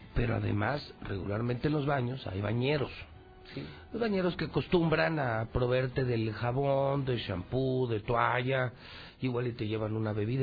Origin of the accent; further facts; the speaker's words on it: Mexico; usted y yo somos mexicanos